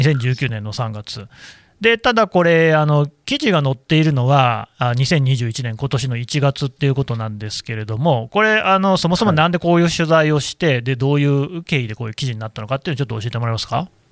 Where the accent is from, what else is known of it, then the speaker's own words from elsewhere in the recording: Nagoya, Aichi, Japan; 名古屋なんですけど